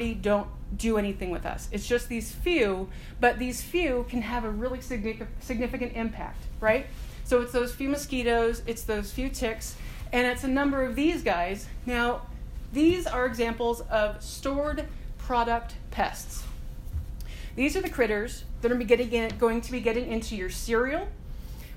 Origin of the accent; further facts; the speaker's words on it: United States; I'm American